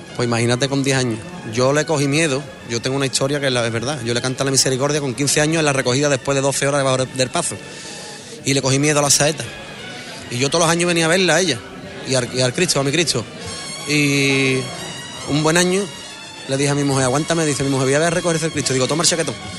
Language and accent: Spanish; Huelva, Andalusia, Spain; en mi barrio, yo me crié aquí con mi abuela